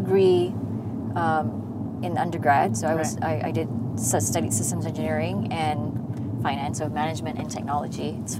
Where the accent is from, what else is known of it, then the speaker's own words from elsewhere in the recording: Malaysia; my Malaysian story of, it's probably not as interesting as that person's story of when he was growing up in the UK